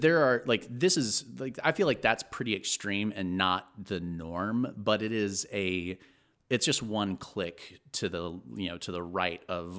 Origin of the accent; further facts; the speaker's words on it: Texas, United States; born there; No, I was born in Texas to a Baptist preacher and a television news anchor. And moved.